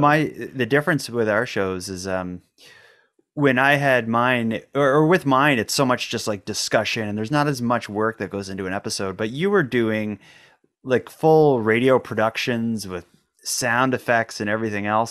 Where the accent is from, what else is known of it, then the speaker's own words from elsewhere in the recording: Cape Breton, Nova Scotia, Canada; we're both from Cape Breton